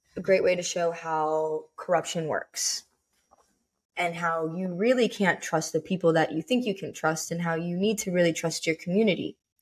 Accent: United States; I wanna be labeled as an American

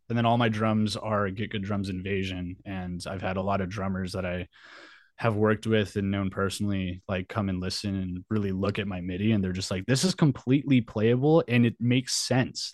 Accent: Albuquerque, New Mexico, United States; moved away as an adult; also born or lived in San Diego; I was born and raised in Albuquerque, New Mexico

